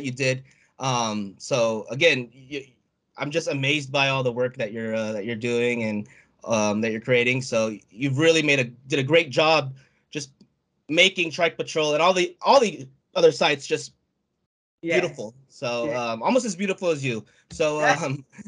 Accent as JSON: {"language": "English", "country": "United States", "said": "I'm American, so Filipino American"}